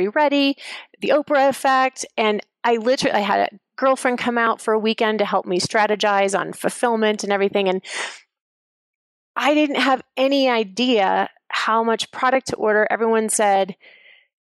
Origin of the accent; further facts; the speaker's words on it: Kansas, United States; I'm from Kansas